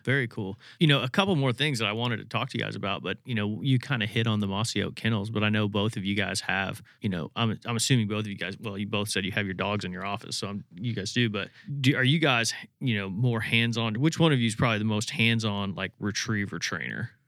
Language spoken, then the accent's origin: English; Indiana, United States; growing up in Indiana